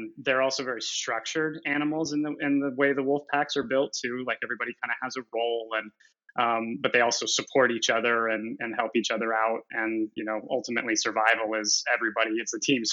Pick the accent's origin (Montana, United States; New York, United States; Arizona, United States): Montana, United States; I'm from Montana